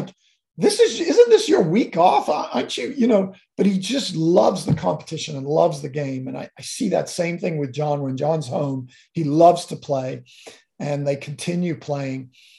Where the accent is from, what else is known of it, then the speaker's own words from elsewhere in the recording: Kenya; You know, growing up in Kenya as a kid, my dad used to take me to these watering holes on Saturday mornings, jump in the truck and Land Rover and go out into a safari park.